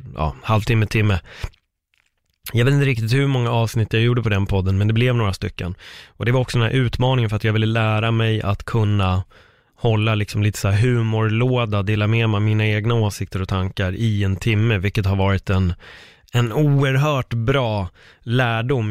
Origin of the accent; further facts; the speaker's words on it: Sweden; mig som svensk